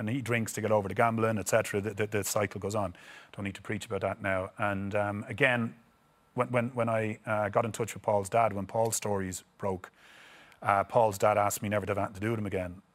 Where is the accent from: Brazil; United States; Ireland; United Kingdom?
Ireland; moved away; being these Irish stars, that when we come home to Ireland